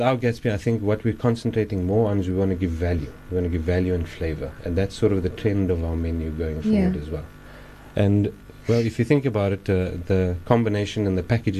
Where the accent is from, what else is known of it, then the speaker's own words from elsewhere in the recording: Cape Town, Western Cape, South Africa; growing up in Wynberg